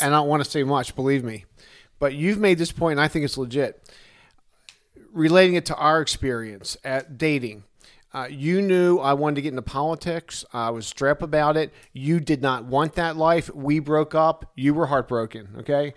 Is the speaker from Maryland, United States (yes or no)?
yes; Arbutus, Maryland, United States; in Arbutus, Maryland, my hometown